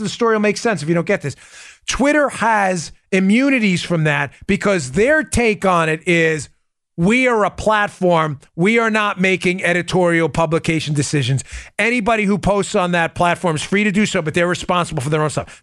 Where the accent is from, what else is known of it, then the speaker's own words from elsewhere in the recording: New York, United States; I'm an Italian from New York